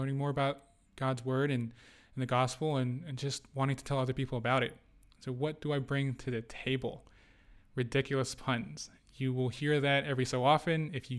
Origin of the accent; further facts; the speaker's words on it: Indonesia; also born or lived in United Arab Emirates / Qatar; I was born in Indonesia. Out in Southeast Asia, if you don't know where that is. I grew up in the Middle East. I spent quite a lot of time in the UAE and then in Qatar before I moved back to Indonesia at 12